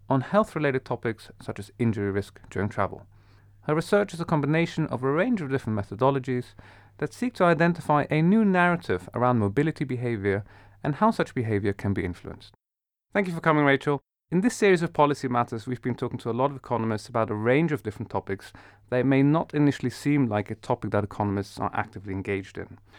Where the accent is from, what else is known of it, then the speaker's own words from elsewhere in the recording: Netherlands; moved away as an adult; I grew up in the Netherlands. I was there for many years of my life.